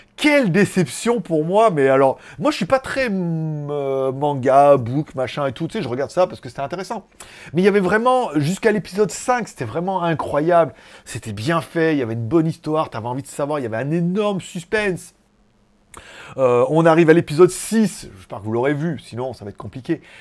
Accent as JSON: {"language": "French", "country": "France", "moved": "yes", "lives_now": "Thailand", "said": "je suis français"}